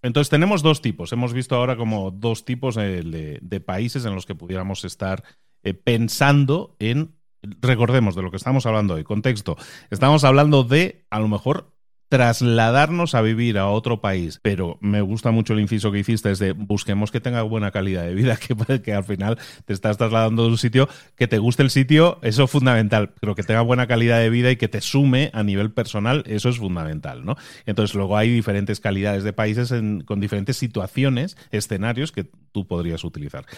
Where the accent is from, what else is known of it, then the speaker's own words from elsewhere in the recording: Barcelona, Catalonia, Spain; moved away as an adult; also born or lived in Galicia; yo soy nacido en Galicia y me crié en Barcelona y luego he emigrado a otro país